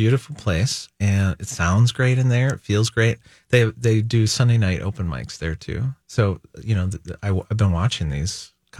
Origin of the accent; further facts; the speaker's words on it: St. Paul, Minnesota, United States; And I've lived in St. Paul all my life.